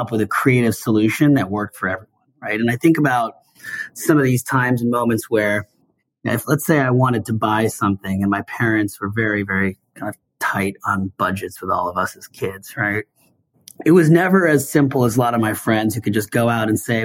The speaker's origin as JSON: {"language": "English", "town": "Seattle", "region": "Washington", "country": "United States", "tie": "born or raised there", "said": "I grew up in Seattle"}